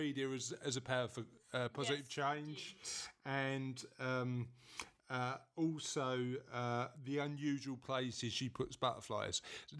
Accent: London, United Kingdom; moved away; I'm from the East End of London originally

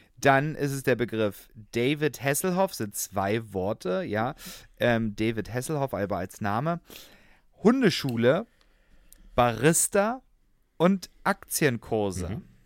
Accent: Hoyerswerda, Saxony, Germany; accent: Saxon; ich komme ja aus Sachsen gebürtig, mhm. ja, auch wenn Hoyerswerda schon Rand Brandenburg ist, aber ich nehme mal den sächsischen mhm. Dialekt

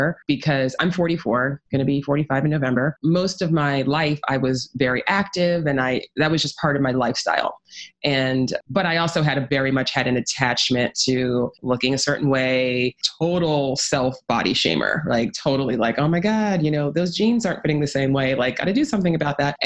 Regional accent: New York City, New York, United States; I actually grew up in New York City

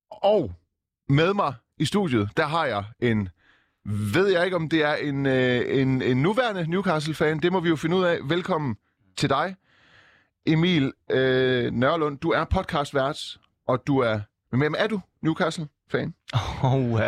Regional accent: Iran; Jeg er ikke fra Saudi-Arabien, men jeg er fra Iran

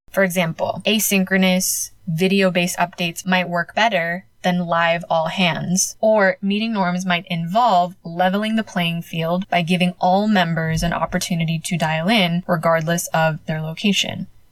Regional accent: United States; moved away as an adult; now in Spain; as a Filipino American, as a daughter of immigrants

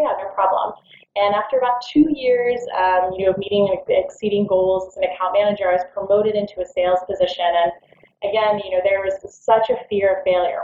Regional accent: Orlando, Florida, United States; also born or lived in Washington, D.C.; I grew up in Orlando after moving to the States. I was in D.C. for a little while and then moved to Orlando until I graduated college

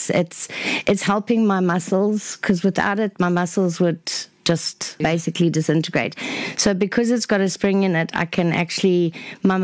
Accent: Newcastle, KwaZulu-Natal, South Africa; also born or lived in Oswaldtwistle, England / Botswana; Then we moved to South Africa. Eventually, when I was about nine, we settled in Newcastle and with my family

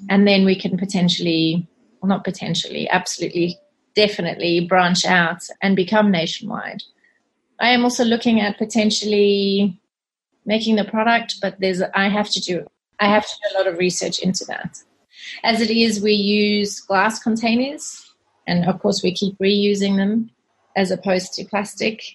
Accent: South Africa; moved away as an adult; also born or lived in Zimbabwe / Australia; now in United Kingdom; I was born in Zimbabwe and okay. I grew up in South Africa.

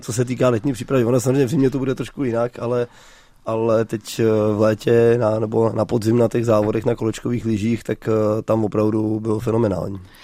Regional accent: Jizera Mountains, Liberec Region, Czechia; který jsem z Jizerek

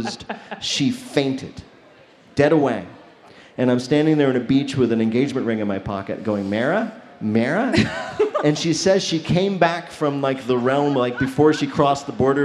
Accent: New Jersey, United States; I'm from New Jersey.

